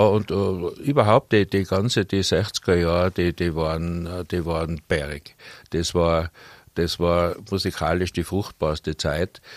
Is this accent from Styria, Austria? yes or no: no; Innsbruck, Tyrol, Austria; also born or lived in Hötting, Innsbruck; ich bin in Bradl aufgewachsen